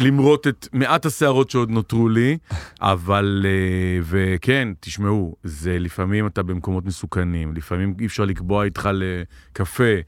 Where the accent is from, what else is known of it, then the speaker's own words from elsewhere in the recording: Tel Aviv, Tel Aviv District, Israel; גדלתי בתל אביב, ואימא שלי נולדה בתל אביב